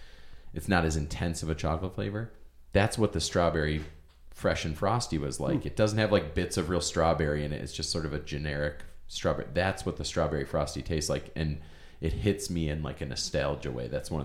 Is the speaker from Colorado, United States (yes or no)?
no; Buffalo, New York, United States; Growing up in Buffalo